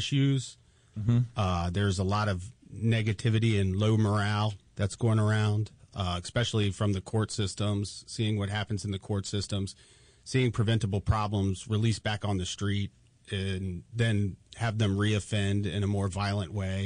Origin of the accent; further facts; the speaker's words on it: Frederick, Maryland, United States; I'm originally from Frederick City, or the Frederick County area.